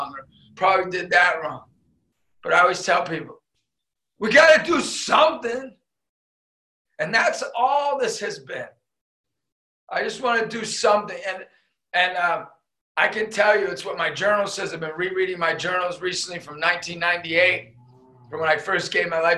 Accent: Erie, Pennsylvania, United States; I was a kid from Erie, PA, growing up, like a mom and dad

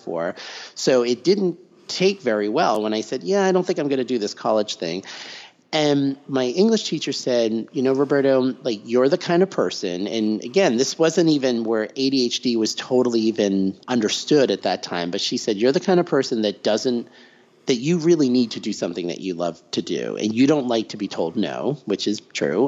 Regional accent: near Tufts University, Massachusetts, United States; I grew up right near Tufts University

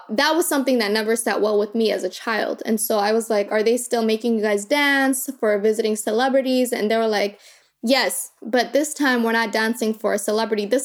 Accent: Kakuma, Turkana County, Kenya; born there; I was born in Kakuma and so it was 66% women and children.

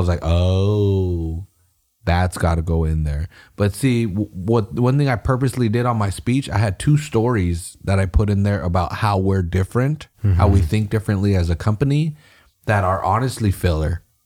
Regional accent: Salinas, California, United States; I'm from Salinas and I was in my neighborhood

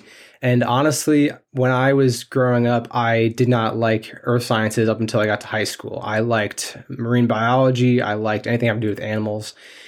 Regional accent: New York, United States; I am from New York, yes.

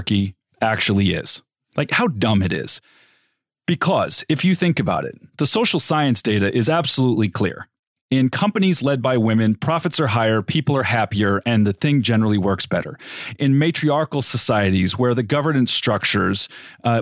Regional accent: Riverside, California, United States; I grew up in Riverside, California

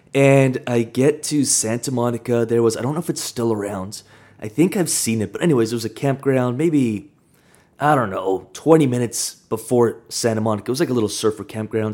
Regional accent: Kamloops, British Columbia, Canada; I grew up in Kamloops, smaller town

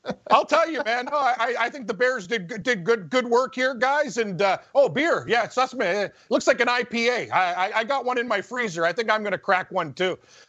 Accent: Ontario, Canada; I'm from Ontario.

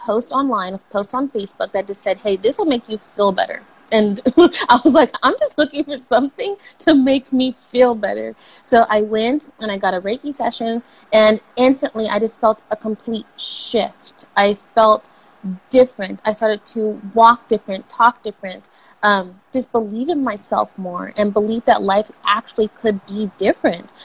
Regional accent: Los Angeles, California, United States; I'm from California, and like, Kobe was like everything here, especially growing up

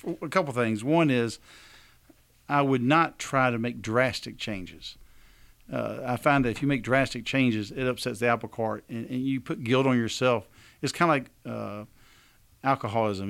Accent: Alabama, United States; we're from Alabama

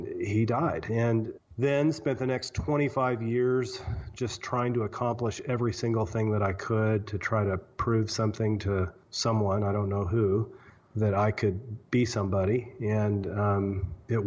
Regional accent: Southwest Missouri, United States; I grew up in Southwest Missouri

